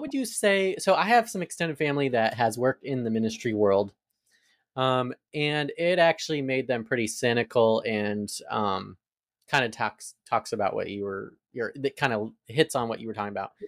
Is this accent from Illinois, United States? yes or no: no; Arizona, United States; now in Atlanta, United States; I'm from Arizona, so I moved to the South